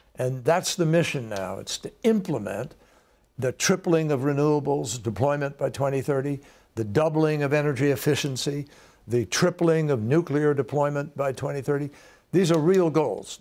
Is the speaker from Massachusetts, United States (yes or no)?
yes; Massachusetts, United States; we have one in Massachusetts, my home state